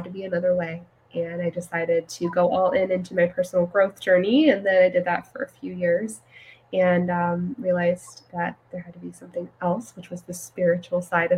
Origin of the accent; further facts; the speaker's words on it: California, United States; now in Texas, United States; I grew up in a fairly conservative Christian home in California